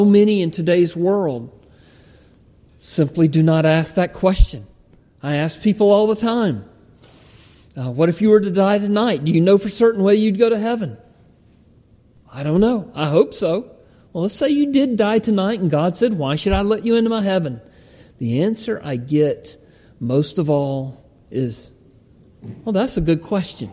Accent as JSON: {"language": "English", "town": "Palmetto", "region": "Georgia", "country": "United States", "tie": "born or raised there", "said": "the church where I grew up in Palmetto, Georgia"}